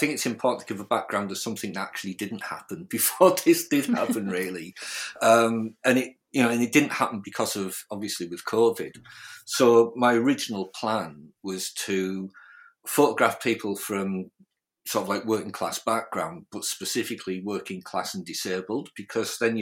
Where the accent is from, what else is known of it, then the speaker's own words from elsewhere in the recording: United Kingdom; accent: mix of North Yorkshire and Sunderland; my mum was a Magum and my dad was from North Yorkshire, so my accent is kind of, and words I use kind of flip between sort of like North Yorkshire and sort of like Sunderland areas